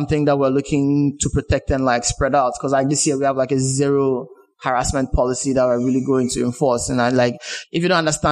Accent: Ghana; as a Ghanaian

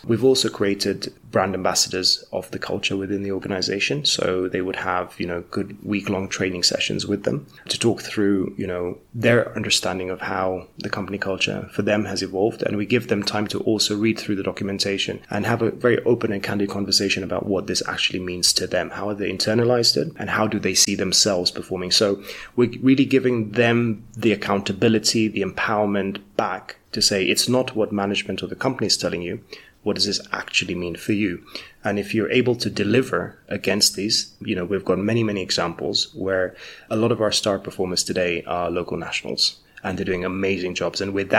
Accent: Kenya; also born or lived in United Kingdom; For me, you know, as a Kenyan, I hadn't worked in Kenya professionally, so I'd worked in the UK before.

